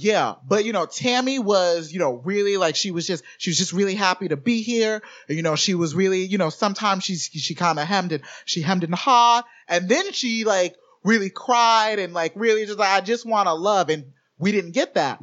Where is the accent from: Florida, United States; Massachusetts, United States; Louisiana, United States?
Florida, United States; Orlando; growing up in Orlando